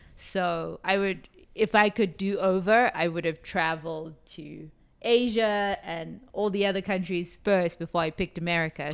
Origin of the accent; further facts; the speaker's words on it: Johannesburg, Gauteng, South Africa; moved away as an adult; also born or lived in New York; now in Las Vegas, United States; I am from South Africa, Johannesburg, South Africa. I came to the U S two thousand seven.